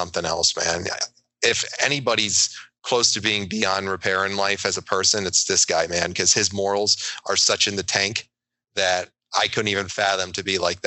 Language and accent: English; New York, United States; I'm a New Yorker